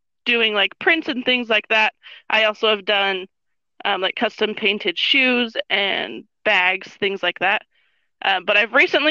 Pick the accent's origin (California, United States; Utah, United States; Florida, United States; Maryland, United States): Utah, United States; northern; moved away as an adult; now in Las Vegas, United States; I grew up in Utah, and I actually just moved to Vegas in the end of May